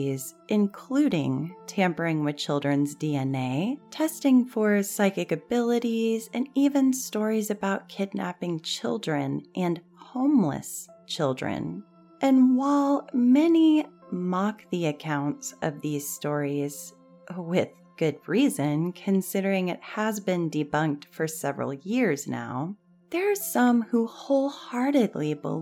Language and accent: English; Texas, United States; my home state, the Candy Lady of Texas